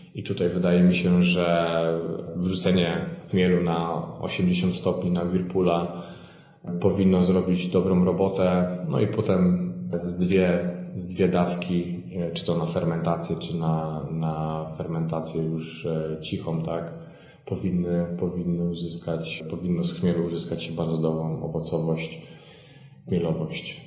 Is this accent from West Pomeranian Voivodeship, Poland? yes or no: yes; West Pomeranian Voivodeship, Poland; Pochodzę z miejscowości w województwie zachodniopomorskim